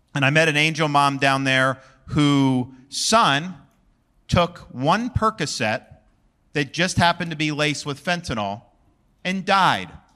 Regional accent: Florida, United States; I was born and raised in Florida

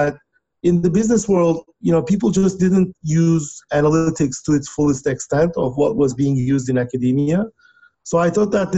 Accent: Turkey; moved away as an adult; now in United States; I was born and raised in Turkey, where I got my undergraduate degree. And then I came to United States to do my PhD

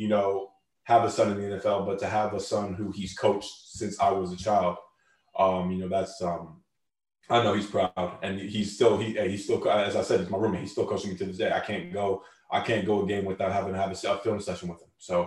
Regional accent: Canada; Canada. Like, that's my home country, born and raised

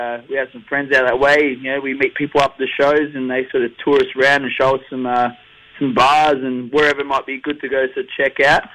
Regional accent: Australia; also born or lived in Gold Coast, Queensland; we're all from Australia. We're all from Down Under.

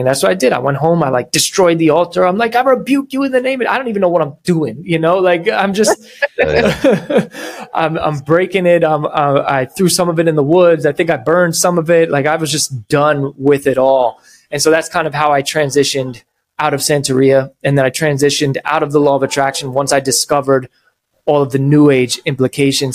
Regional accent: New York, United States; I'm from New York

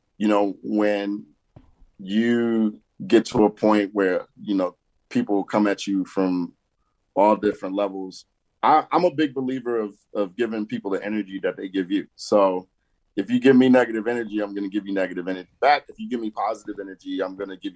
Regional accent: New York City, New York, United States; moved away; I grew up in Brooklyn, New York.

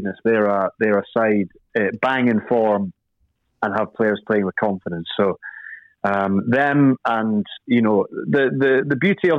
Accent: Scotland, United Kingdom; For me as a Scot

